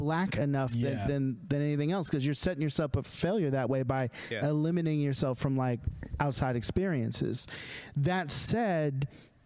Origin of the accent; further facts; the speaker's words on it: Monticello, Arkansas, United States; growing up in Arkansas, Monticello enough for me to say, yes, I'm Southern black